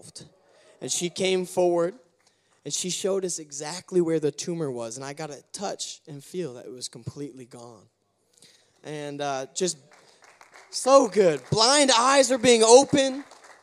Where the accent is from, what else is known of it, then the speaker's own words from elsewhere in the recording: United States; as an American